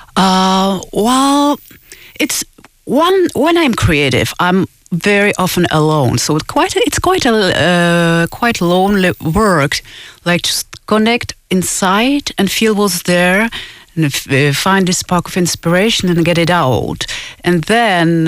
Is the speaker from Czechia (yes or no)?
yes; Czechia; moved away; I'm originally from Czech Republic, so of course I give quite a lot of gigs in Czech Republic